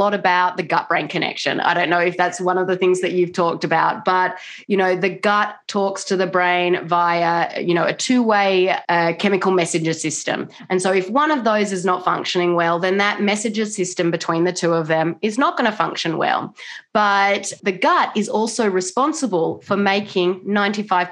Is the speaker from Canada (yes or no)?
no; Australia; now in Washington State, United States; I'm not originally from America. I'm from Australia, but I do live in Washington State